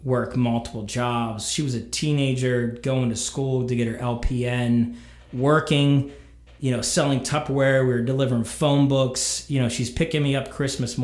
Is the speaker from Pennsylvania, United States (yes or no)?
yes; Columbia, Pennsylvania, United States; I grew up in Columbia, Pennsylvania